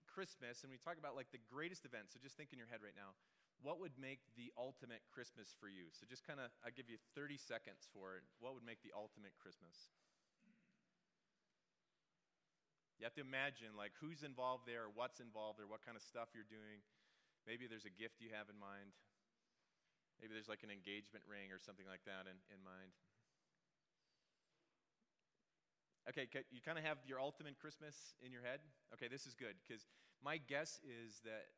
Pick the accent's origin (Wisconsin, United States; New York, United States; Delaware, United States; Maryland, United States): Wisconsin, United States; moved away; also born or lived in Seattle; I'm from Wisconsin originally